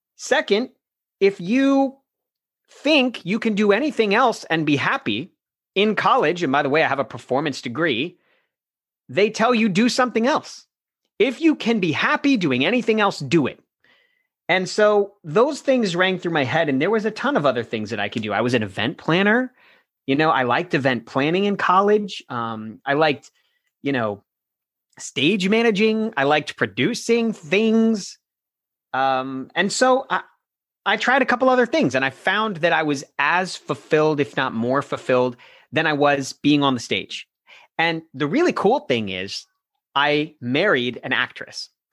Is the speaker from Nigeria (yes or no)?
no; Florida, United States; also born or lived in New York; I grew up in Florida my entire life